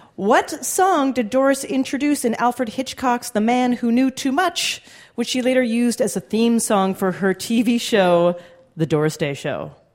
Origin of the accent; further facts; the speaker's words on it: Canada; I did as a Canadian